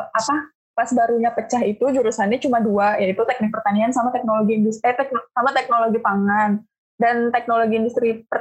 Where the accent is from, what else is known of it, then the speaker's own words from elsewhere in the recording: Bekasi, West Java, Indonesia; Dan kebetulan karena aku domisilinya asalnya dari Bekasi, uh, dan setahu aku tuh Unpad kan menerapkan putra-putri Jawa Barat gitu ya.